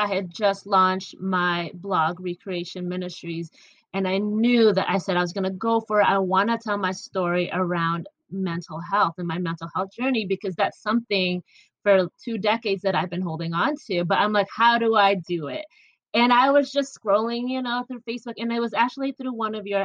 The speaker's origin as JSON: {"language": "English", "region": "Michigan", "country": "United States", "tie": "born or raised there", "also_born_or_lived": "Philippines"}